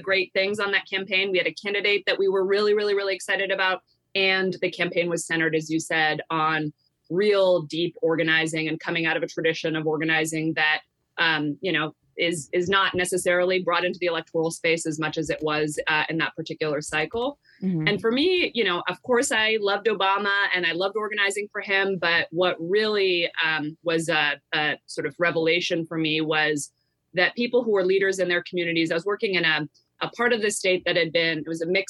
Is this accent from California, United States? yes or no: yes; Bay Area, California, United States; I grew up in a very progressive community in the Bay Area